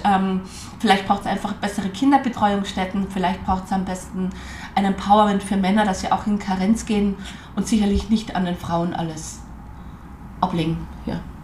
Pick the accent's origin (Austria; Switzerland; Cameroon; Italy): Austria; Carinthia; moved away; also born or lived in Vienna / Nizhny Novgorod; Italienisch habe ich als Kärntnerin schon gekonnt